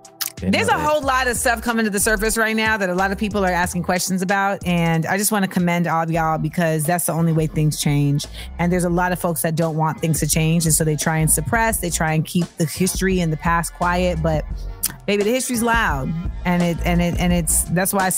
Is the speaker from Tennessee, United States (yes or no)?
no; New York City, New York, United States; I grew up in New York City